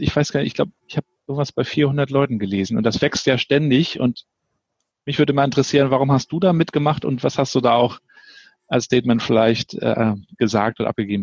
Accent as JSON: {"language": "German", "town": "Rostock", "region": "Mecklenburg-Vorpommern", "country": "Germany", "tie": "born or raised there", "said": "als gebürtiger Rostocker, der die DDR noch zehn Jahre kennengelernt hat"}